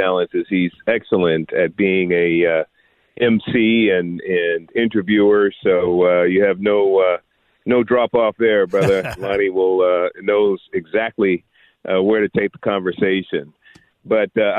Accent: San Francisco, California, United States; I was born and raised in San Francisco in abject poverty

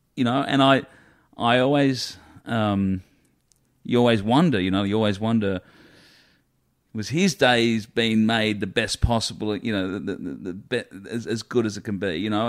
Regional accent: Australia; being Australian.

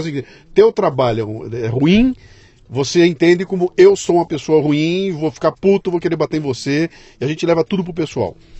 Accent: Bauru, São Paulo, Brazil; moved away as an adult; Eu saí de Bauru para vir para São Paulo, capital, com 18 anos de idade

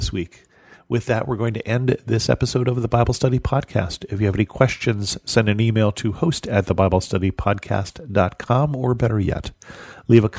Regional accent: United States; as an American

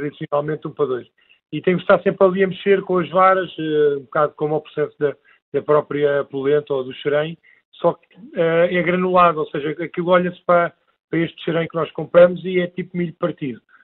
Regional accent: Alentejo, Portugal; somos do Alentejo

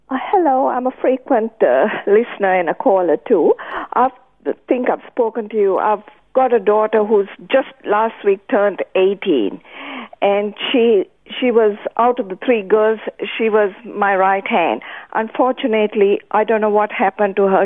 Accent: Sri Lanka; now in Australia; I come from Ceylon

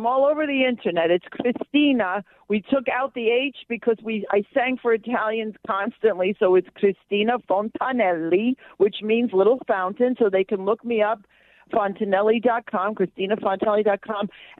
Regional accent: New York City, New York, United States; born or raised there

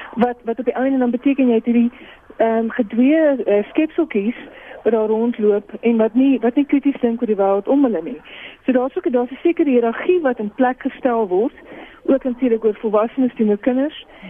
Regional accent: Boksburg, Gauteng, South Africa; ek het groot geword in in Boksburg

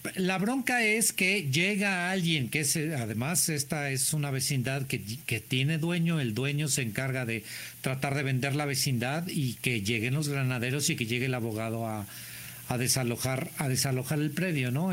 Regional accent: Mexico; somos los mexicanos

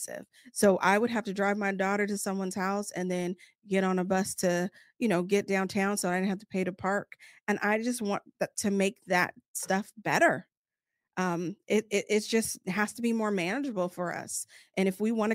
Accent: Sacramento, California, United States; I was born and raised in Sacramento

